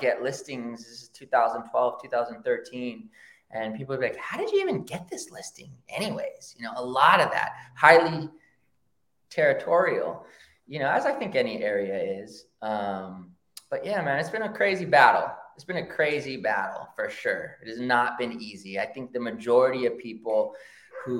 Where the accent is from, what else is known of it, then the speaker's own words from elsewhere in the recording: Rancho Cucamonga, California, United States; also born or lived in Oakland, California; I grew up in the hood, and I grew up in San Gabriel Valley in Rancho Cucamonga